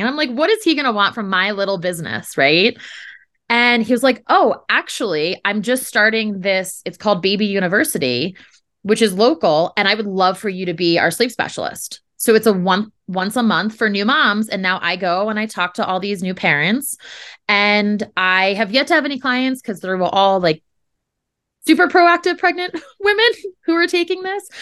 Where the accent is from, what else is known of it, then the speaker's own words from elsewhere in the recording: New Jersey, United States; moved away; we're originally from New Jersey